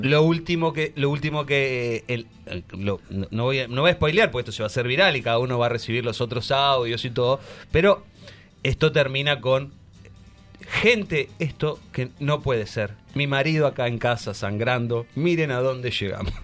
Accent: Uruguay; yo como uruguayo

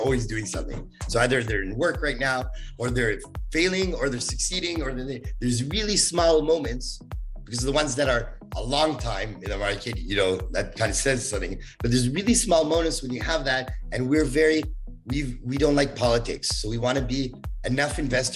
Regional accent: Canada; I'm too Canadian

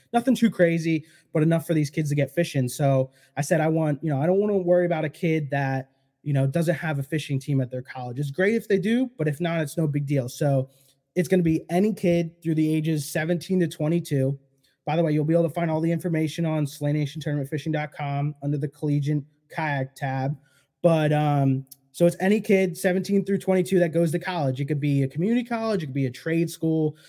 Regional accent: Poconos, Pennsylvania, United States; I grew up like fifteen minutes from the Pocono Raceway

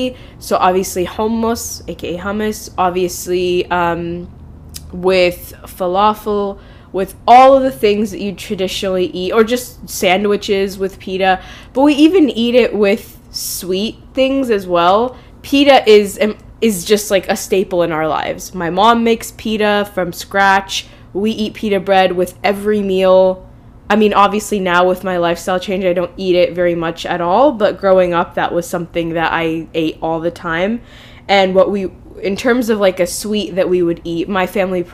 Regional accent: United States; I'm an American, not an Egyptian.

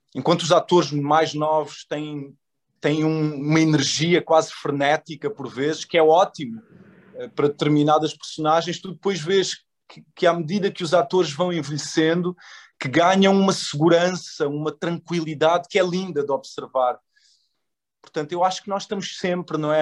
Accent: Portugal; moved away as an adult; also born or lived in Angola / New York / Paris / Los Angeles; Eu nasci em Angola, eu vim para Portugal com dois anos de idade, portanto passei a minha infância toda cá em Portugal

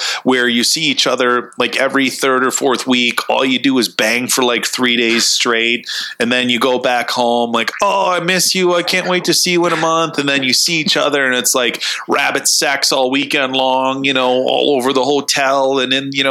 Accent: Wisconsin, United States; we're all from Wisconsin

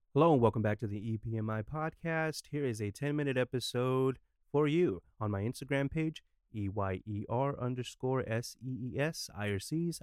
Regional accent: United States; as an American

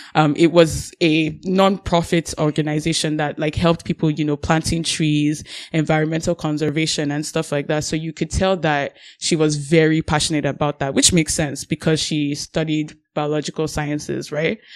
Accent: Nigeria; now in Canada; I'm Nigerian

